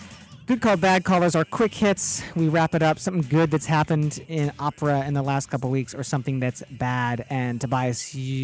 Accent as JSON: {"language": "English", "region": "Midwest", "country": "United States", "tie": "born or raised there", "lives_now": "Chicago, United States", "said": "I was raised in the Midwest"}